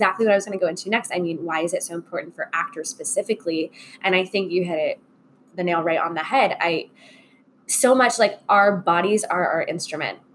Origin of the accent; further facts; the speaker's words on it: Orlando, Florida, United States; moved away; I grew up in Orlando, Florida